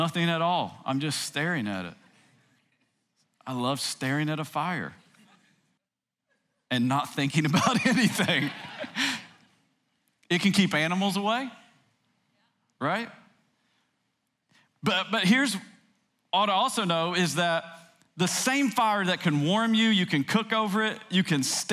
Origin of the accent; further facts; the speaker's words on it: Tennessee, United States; I grew up in Tennessee